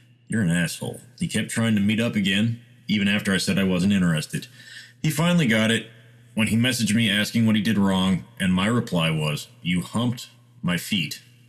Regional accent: India; I'm Indian, and there's this South Indian dish called masala dosa

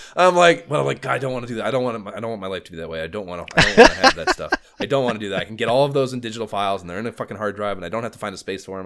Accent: near Cleveland, Ohio, United States; I'm thirty minutes from Cleveland

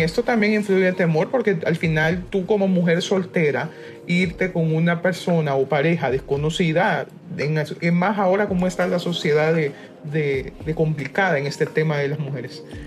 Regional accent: Honduras; somos hondureñas todas, pero todas estamos en diferentes partes del mundo

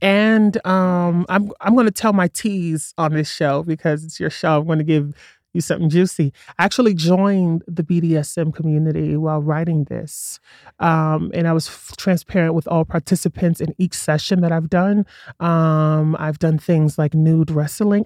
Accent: New York City, New York, United States; moved away as an adult; now in Colorado, United States; I grew up in Brooklyn before it was trendy

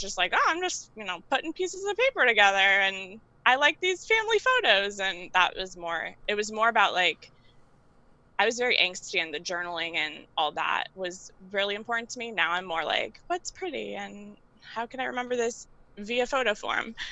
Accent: New York City, New York, United States; I live and work in New York, and I'm from Queens, but I work in Manhattan

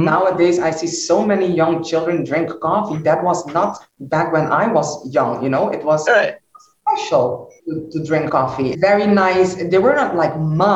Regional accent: Aruba; also born or lived in Netherlands; I was born in Holland. I grew up in Aruba.

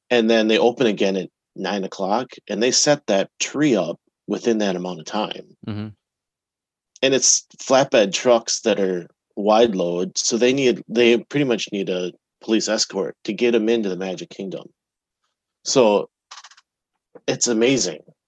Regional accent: Wisconsin, United States; We're from Wisconsin

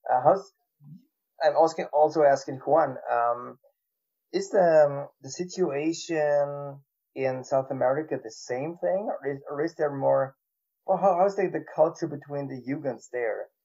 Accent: Austria; now in Germany; I'm from Austria

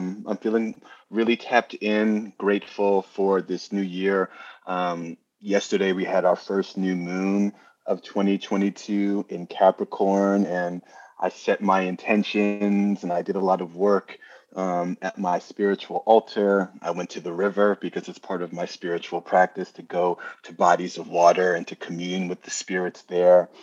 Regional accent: New Jersey, United States; accent: New Yorker; now in New York, United States; I was originally from New Jersey, but New York is where I have planted my flag.

